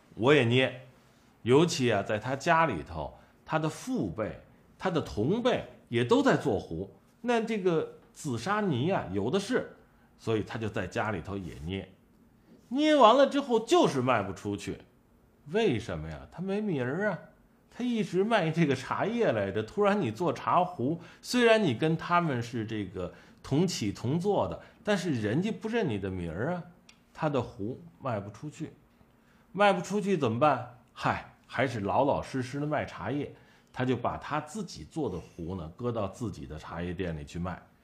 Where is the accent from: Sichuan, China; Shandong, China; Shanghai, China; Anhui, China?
Shandong, China; Tai'an; now in Beijing, China; 我是山东泰安人，俺是山东人